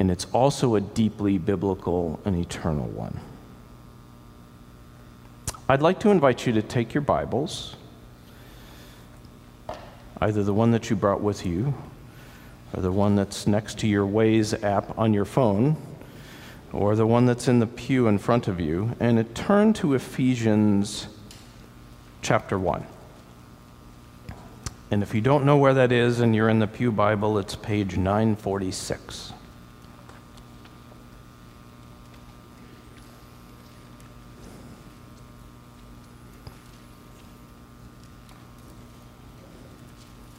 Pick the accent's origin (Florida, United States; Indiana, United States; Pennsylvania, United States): Florida, United States; Sarasota; moved away as an adult; This is my home that I grew up in Sarasota, Florida